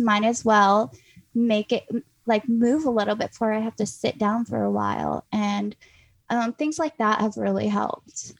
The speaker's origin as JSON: {"language": "English", "region": "North Carolina", "country": "United States", "tie": "born or raised there", "said": "I grew up in North Carolina on a farm"}